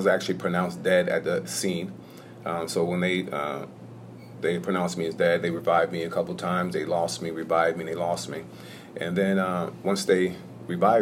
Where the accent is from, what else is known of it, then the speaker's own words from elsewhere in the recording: Hudson, New York, United States; born and raised in Hudson, New York